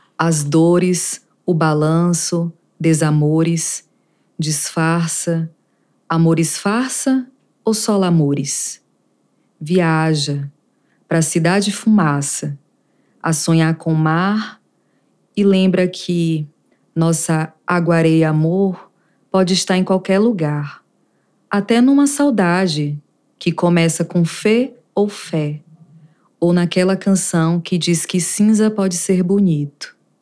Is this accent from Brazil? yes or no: yes; Conceição do Jacuípe, Bahia, Brazil; now in Brasília, Brazil; Sou baiana de Berimbau, Conceição do Jacuípe. Estou em Brasília.